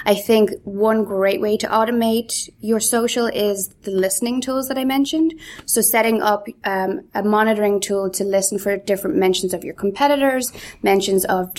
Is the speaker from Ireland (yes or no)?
yes; Galway, Connacht, Ireland; also born or lived in Donegal / Canada; So I was actually born in Donegal, brought up in Galway, but I don't know, I think I lost my accent between the Donegal and the Galway, but then I also spent a few years in Canada